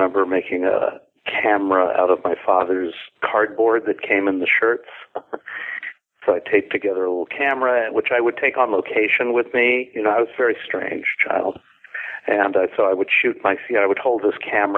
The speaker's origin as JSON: {"language": "English", "town": "Los Angeles", "region": "California", "country": "United States", "tie": "born or raised there", "said": "I grew up in Los Angeles in a great little neighborhood"}